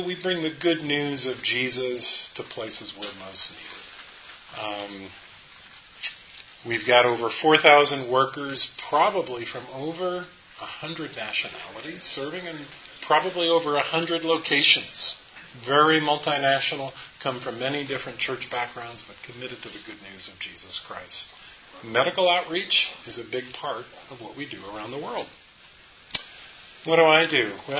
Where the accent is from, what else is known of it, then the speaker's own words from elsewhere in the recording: New Jersey, United States; also born or lived in New York City; now in Charlotte, United States; And I'm originally from northern New Jersey, New York City. I've tried to downplay my accent, but currently living in Charlotte, North Carolina.